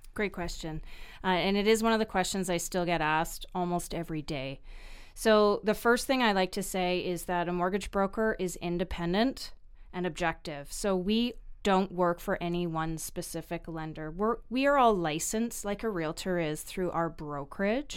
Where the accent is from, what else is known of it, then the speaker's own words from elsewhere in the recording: Vancouver, British Columbia, Canada; I was born and raised in Vancouver